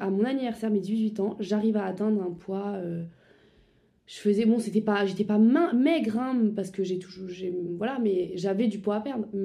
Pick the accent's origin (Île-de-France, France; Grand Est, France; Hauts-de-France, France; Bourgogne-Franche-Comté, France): Grand Est, France; Strasbourg; moved away as an adult; now in Paris, France; j'ai 21 ans, je viens à la base de Strasbourg